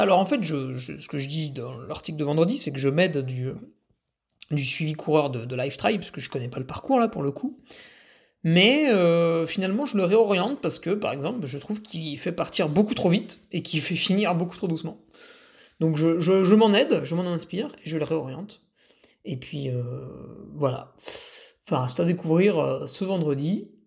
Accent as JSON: {"language": "French", "area": "Savoie", "region": "Auvergne-Rhône-Alpes", "country": "France", "said": "chez nous en Savoie"}